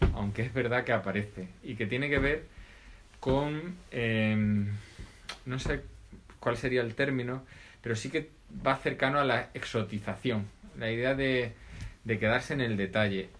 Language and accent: Spanish; Extremadura, Spain; mi pueblo, de un pueblecito cerca del centro de Extremadura